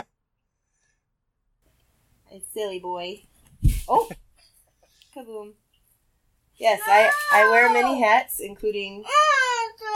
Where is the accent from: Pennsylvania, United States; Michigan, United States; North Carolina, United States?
Michigan, United States; Southwest; I'm from Southwest Michigan